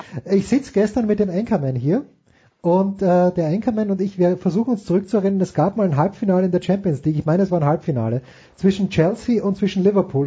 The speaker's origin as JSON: {"language": "German", "country": "Austria", "said": "als Österreicher"}